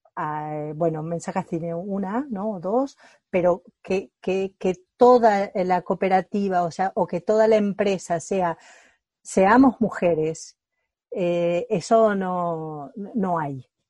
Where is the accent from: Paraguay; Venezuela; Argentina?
Argentina; now in Spain; yo soy argentina